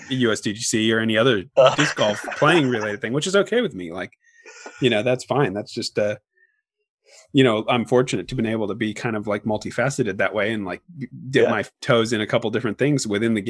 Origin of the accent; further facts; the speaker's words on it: Oregon, United States; moved away; we're both from Oregon.